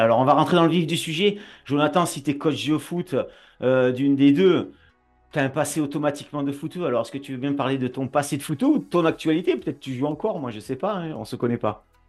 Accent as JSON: {"language": "French", "town": "Nîmes", "region": "Occitania", "country": "France", "accent": "southern", "said": "tu entends mon accent, et moi, je suis du Sud, et je suis de Nîmes"}